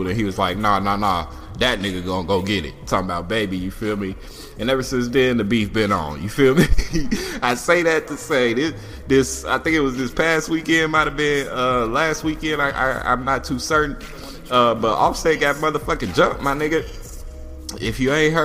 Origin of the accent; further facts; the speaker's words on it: Indiana, United States; now in Atlanta, United States; Not from here, but I do live here. I'm from Indiana